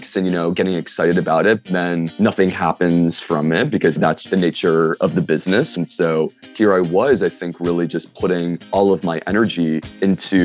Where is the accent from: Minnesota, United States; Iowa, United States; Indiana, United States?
Minnesota, United States; Minneapolis; moved away as an adult; now in Brooklyn, United States; I'm from Minneapolis, Minnesota. I live in Brooklyn